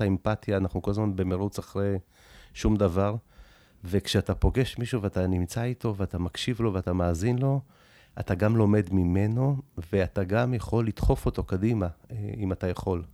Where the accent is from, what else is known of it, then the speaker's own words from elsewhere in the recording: Tel Aviv, Tel Aviv District, Israel; also born or lived in Soviet Union; עליתי מברית המועצות, שהייתי בגיל מאוד צעיר, בגיל שנתיים-שלוש. גרנו במקום הכי נמוך בדרום תל אביב